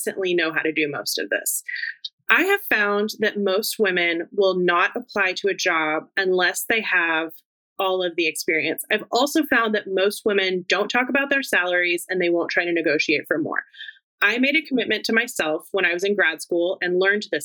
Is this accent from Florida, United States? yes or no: no; Fort Worth, Texas, United States; now in Washington, D.C., United States; my hometown, Fort Worth